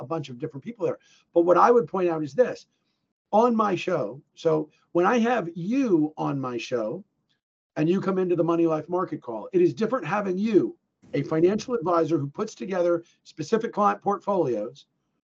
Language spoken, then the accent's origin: English; New Jersey, United States; also born or lived in Illinois / New England; I grew up in New Jersey. Okay. Most of my life was my youth was spent in New Jersey